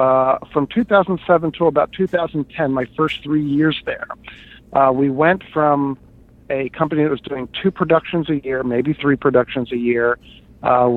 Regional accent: Hershey, Pennsylvania, United States; moved away as an adult; also born or lived in New York; I grew up in Hershey, Pennsylvania

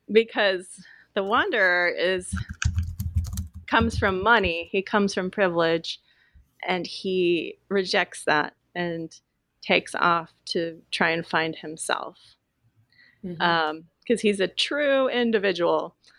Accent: Willamette Valley, Oregon, United States; a teenager growing up in the Willamette Valley

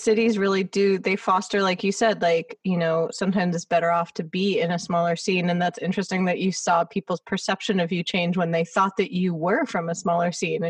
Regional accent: Los Angeles, California, United States; when I say I'm from LA, they're surprised because I guess being from LA, people already have assumptions about what you're going to be like.

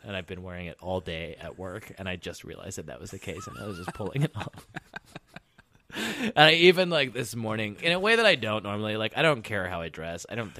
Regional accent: New York, United States; I'm from New York. New York, have you heard of it? It's a city. It's a big city on the East Coast.

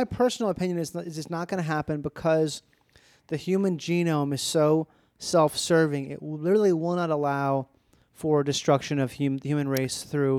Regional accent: Midwest, United States; I'm from the Midwest

